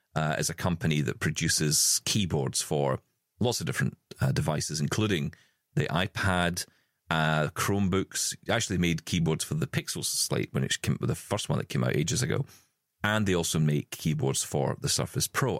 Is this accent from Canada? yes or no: no; Scotland, United Kingdom; in our family, because we're Scottish, we say wabbly.